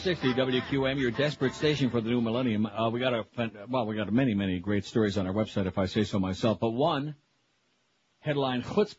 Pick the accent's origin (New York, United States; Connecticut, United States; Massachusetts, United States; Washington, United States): New York, United States; Rochester; I'm from Rochester